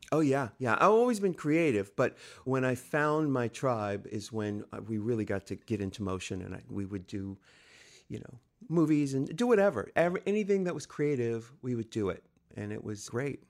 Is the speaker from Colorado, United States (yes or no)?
no; San Diego, California, United States; I'm from San Diego, California